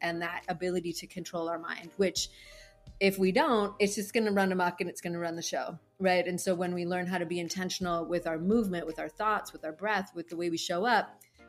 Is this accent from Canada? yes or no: yes; Canada; moved away as an adult; now in Hawaii, United States; I'm originally from Canada